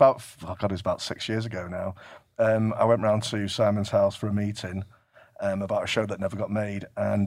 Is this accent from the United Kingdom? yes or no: yes; Manchester, North West England, United Kingdom; Yeah, because I'm from Manchester. I'm not from America.